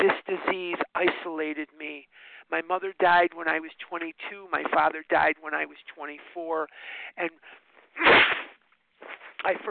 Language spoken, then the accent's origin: English; Chicago, Illinois, United States; now in Scottsdale, United States; I was born and raised in Chicago. I live in Scottsdale, Arizona now, but part of my story is I was born and raised in Chicago, Illinois